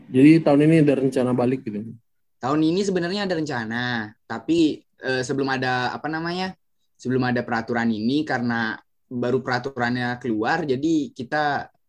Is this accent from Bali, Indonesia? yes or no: yes; Bali, Indonesia; aku memang asli Bali aku memang asli Bali